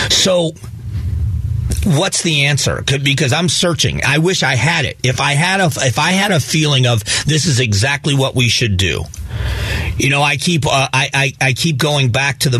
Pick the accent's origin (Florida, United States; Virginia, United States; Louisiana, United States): Florida, United States; Southwest; I was raised in Southwest Florida. I still, you know, have a romance about where I grew up.